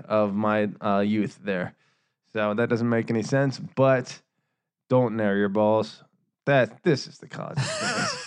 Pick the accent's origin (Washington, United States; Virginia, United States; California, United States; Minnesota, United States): Virginia, United States; Northern; we're from Northern Virginia